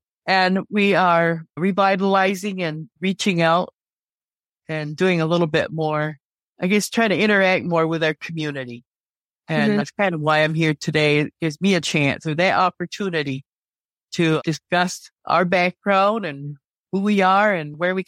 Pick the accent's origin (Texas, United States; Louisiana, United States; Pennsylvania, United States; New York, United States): New York, United States; Salamanca; And I've lived in this area, Western New York, all of my life. I was born and raised in Salamanca on the Allegheny Reservation, Allegheny Territory, we call it, and went to school in Salamanca.